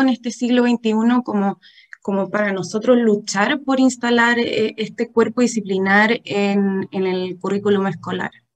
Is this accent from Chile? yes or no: yes; Chile